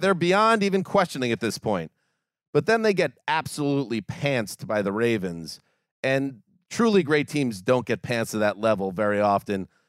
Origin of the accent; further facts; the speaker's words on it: New York, United States; I am a native New Yorker. Further south is where I grew up, but Western New York